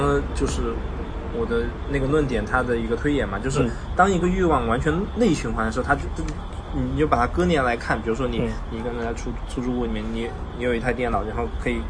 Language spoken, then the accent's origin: Chinese; northeastern China, China; now in Chengdu, China; 我是个东北人。